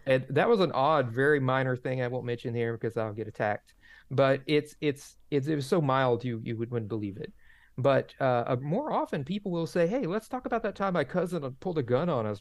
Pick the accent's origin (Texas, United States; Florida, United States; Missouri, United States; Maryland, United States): Florida, United States; Dixie County; I grew up in Dixie County, Florida